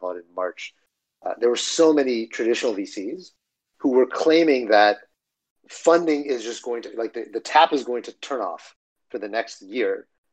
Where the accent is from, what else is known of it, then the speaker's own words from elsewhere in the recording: Dripping Springs, Texas, United States; I grew up in Texas, in a small town. Most of my upbringing was in a small town called Dripping Springs